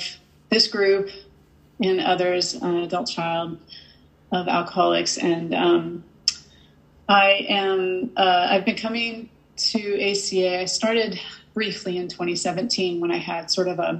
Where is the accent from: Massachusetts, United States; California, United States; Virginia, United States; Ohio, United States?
Massachusetts, United States; I'm from Massachusetts